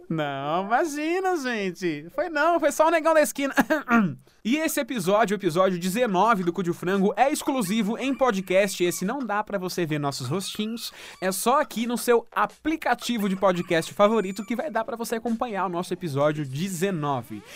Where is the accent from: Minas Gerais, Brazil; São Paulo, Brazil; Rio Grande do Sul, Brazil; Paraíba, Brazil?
São Paulo, Brazil; Santo André; Eu sou de Santo André